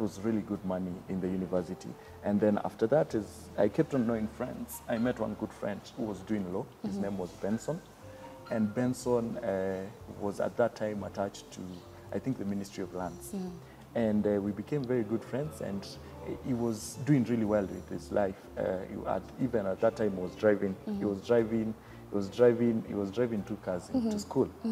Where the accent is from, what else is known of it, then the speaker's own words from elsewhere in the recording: Makueni County, Kenya; first language Kamba; English is a second language; moved away; also born or lived in Thika / Nairobi; having grown up in the village in Makueni